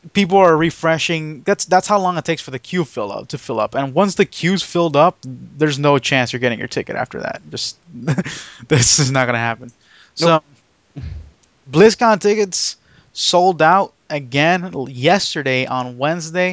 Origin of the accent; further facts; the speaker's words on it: near Anaheim, California, United States; moved away; me going back to my hometown